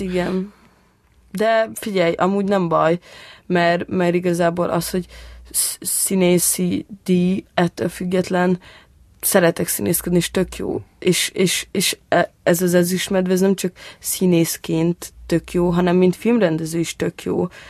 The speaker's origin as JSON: {"language": "Hungarian", "region": "Budapest", "country": "Hungary", "tie": "born or raised there", "said": "ott Békás megyeren, ahol én felnőttem"}